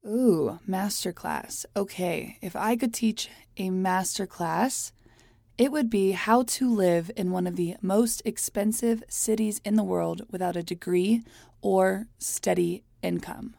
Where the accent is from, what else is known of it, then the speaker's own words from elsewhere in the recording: Hialeah, Florida, United States; moved away as an adult; also born or lived in New York City; now in Los Angeles, United States; I was born in Miami, Florida, in a very fun, extremely Cuban place called Hialeah